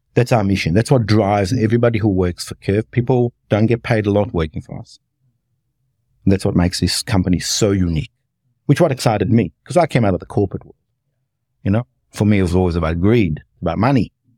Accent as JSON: {"language": "English", "town": "Cardross", "region": "Victoria", "country": "Australia", "tie": "born or raised there", "moved": "yes", "lives_now": "Melbourne, Australia", "said": "I grew up in a place called Cardross, which is just outside Muldrow"}